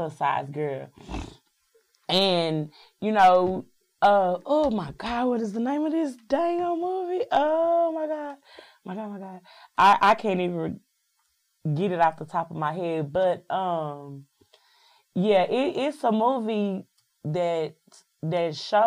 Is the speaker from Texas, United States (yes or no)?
yes; Dallas, Texas, United States; moved away as an adult; also born or lived in New York / Atlanta / Missouri; I'm born and bred in Dallas, Texas, but I've lived in New York, I've lived in Atlanta, and I've lived in Missouri